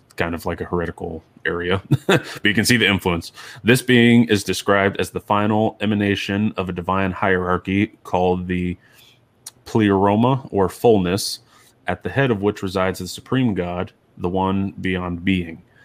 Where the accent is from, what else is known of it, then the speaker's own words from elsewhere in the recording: Ohio, United States; moved away; I was born in Ohio